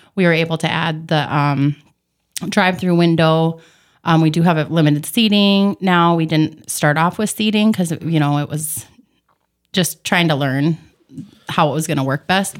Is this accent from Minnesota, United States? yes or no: yes; Bemidji, Minnesota, United States; moved away as an adult; also born or lived in Saranac Lake, New York; now in Fergus Falls, United States; I grew up in Bemidji, Minnesota.